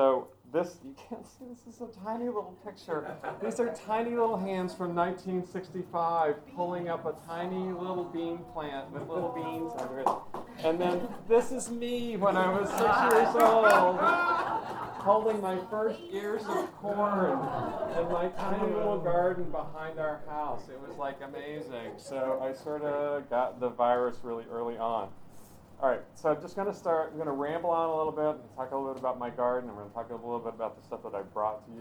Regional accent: Knoxville, Tennessee, United States; now in Peaks Island, United States; I was raised in Tennessee

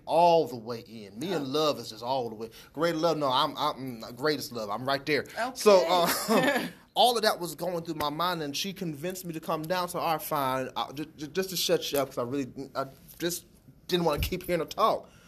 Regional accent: Aliquippa, Pennsylvania, United States; moved away; also born or lived in Columbus; I'm from Aliquippa, which is the Pittsburgh area. I'm living in Columbus.

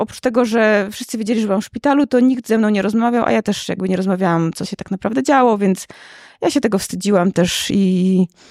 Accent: Łomża, Podlaskie Voivodeship, Poland; Ja nie jestem z Warszawy, jestem z Łomży

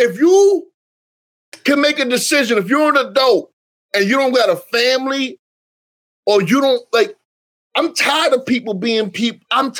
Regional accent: New York City, New York, United States; also born or lived in Bronx; Born and raised in New York City.

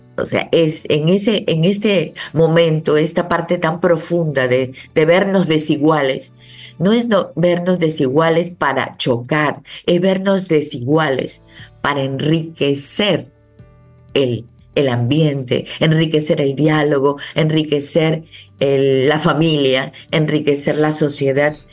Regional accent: Dominican Republic; somos todos dominicanos

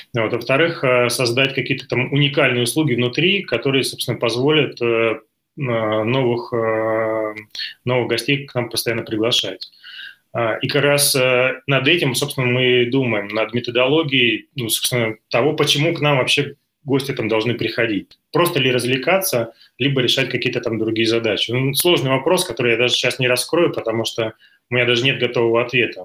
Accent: Belgorod, Belgorod Oblast, Russia; moved away as an adult; now in Moscow, Russia; Я из Белгорода э, рядом с кинотеатром «Радуга»

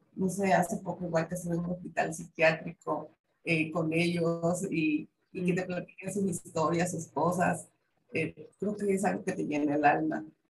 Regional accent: southeastern Mexico, Mexico; yo que soy del sureste mexicano

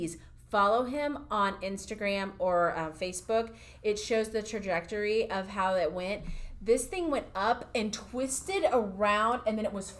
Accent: United States; moved away; I grew up near Kansas City, where they get a lot more

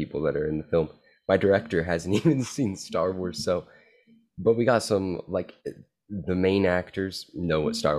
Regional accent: California, United States; I'm from California

